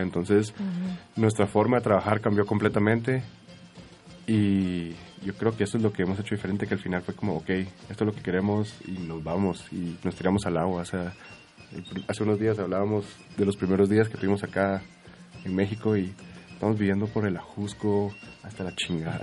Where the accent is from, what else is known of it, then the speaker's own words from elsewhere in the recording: Guatemala; en Guatemala, por alguna razón y por cómo crecimos nosotros, crecimos mucho con cosas en inglés